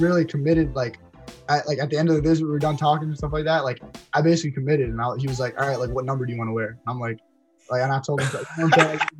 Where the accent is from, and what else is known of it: New Jersey, United States